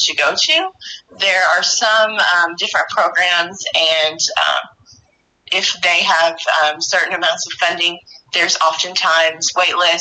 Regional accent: Metropolis, Illinois, United States; I am a Metropolis native. I've lived here my whole life.

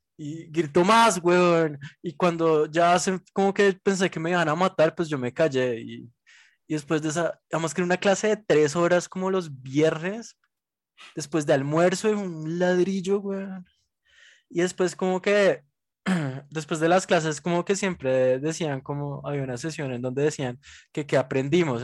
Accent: Bogotá, Colombia; nosotros somos demasiado bogotanos

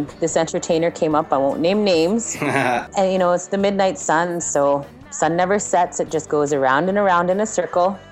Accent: Inuvik, Northwest Territories, Canada; I'm from Inuvik, Northwest Territories, Canada

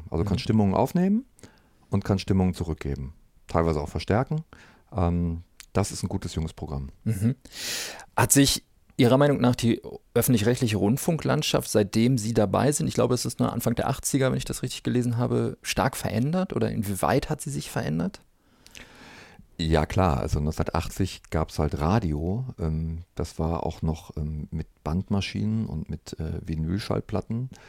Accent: North Rhine-Westphalia, Germany; Ich selber bin ja aus dem Ruhrgebiet, deswegen habe ich diese Anfänge hier in Norddeutschland nicht mitbekommen.

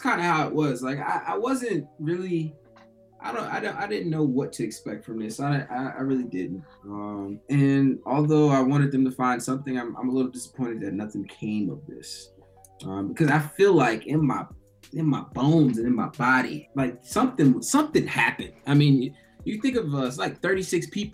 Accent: United States

